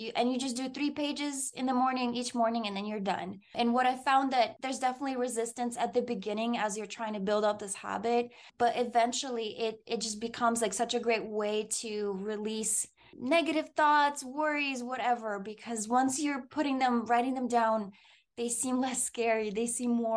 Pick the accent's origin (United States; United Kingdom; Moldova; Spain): Moldova; moved away; Growing up in Moldova, I would go visit my grandmother in the summer.